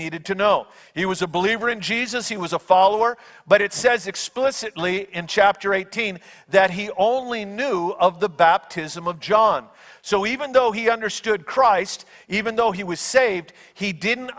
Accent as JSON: {"language": "English", "town": "Burt", "region": "Iowa", "country": "United States", "tie": "born or raised there", "said": "My dad was pastoring this little church in Burt, Iowa"}